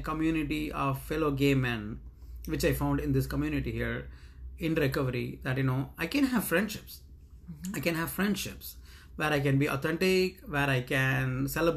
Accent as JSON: {"language": "English", "country": "India", "tie": "born or raised there", "moved": "as an adult", "lives_now": "United States", "said": "30 years of growing up in India"}